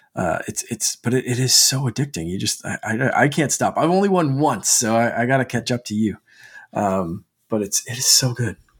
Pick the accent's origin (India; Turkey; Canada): Canada; as a Canadian